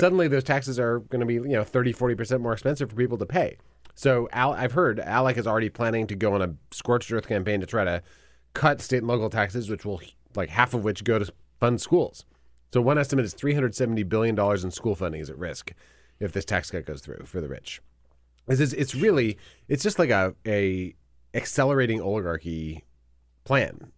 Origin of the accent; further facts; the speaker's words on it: Wisconsin, United States; I'm from Wisconsin